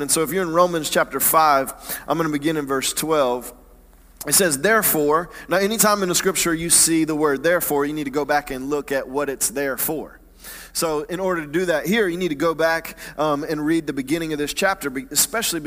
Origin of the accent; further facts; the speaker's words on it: Atlanta, Georgia, United States; I grew up in Atlanta, in the suburbs of Atlanta, not in the church